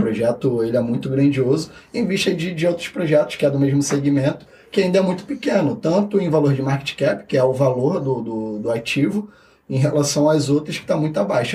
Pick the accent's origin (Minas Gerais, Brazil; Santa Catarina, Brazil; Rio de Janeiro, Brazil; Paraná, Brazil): Rio de Janeiro, Brazil; eu vim da Vila Kennedy